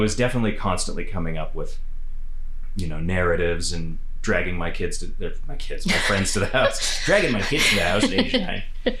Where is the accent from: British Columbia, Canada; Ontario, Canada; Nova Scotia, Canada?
Nova Scotia, Canada; moved away; also born or lived in Wales; growing up in Nova Scotia